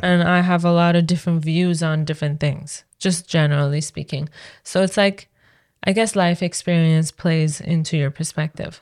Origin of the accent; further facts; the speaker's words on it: Iran; now in Canada; It wasn't what I was used to from Iran